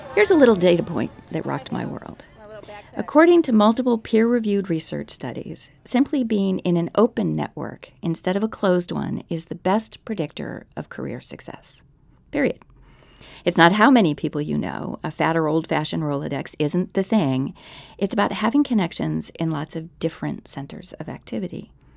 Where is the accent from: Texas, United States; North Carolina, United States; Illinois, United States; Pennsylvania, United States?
Pennsylvania, United States; Philadelphia; now in Arlington, United States; We did a day trip to my hometown for the Megapolis Audio Festival